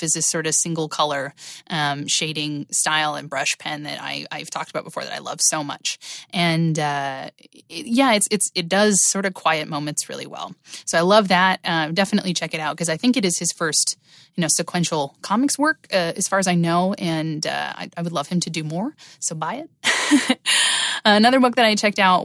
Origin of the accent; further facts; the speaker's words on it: Halifax, Nova Scotia, Canada; my hometown of Halifax, Nova Scotia